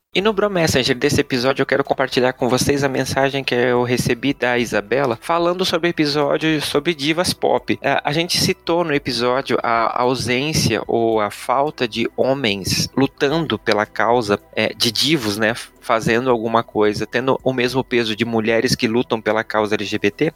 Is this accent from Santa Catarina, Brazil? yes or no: yes; Blumenau, Santa Catarina, Brazil; minha cidade natal, Blumenau